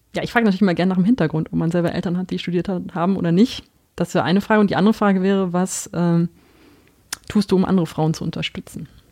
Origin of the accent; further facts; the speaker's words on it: North Rhine-Westphalia, Germany; ich komme auch aus Ostwestfalen, wo man doch die Tendenz hat, extrem direkt zu sein